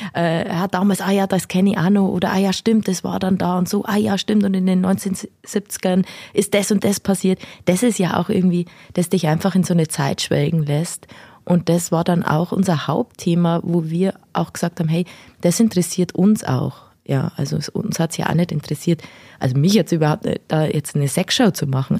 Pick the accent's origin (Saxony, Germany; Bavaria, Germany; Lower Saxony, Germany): Bavaria, Germany; Nabburg; moved away; Ich komme ursprünglich aus Nappburg, also gar nicht so weit her.